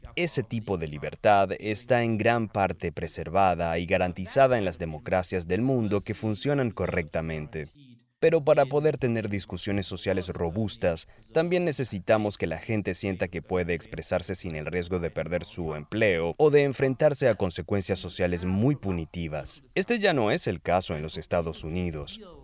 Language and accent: Spanish; Germany; Yo nací en Alemania en 1982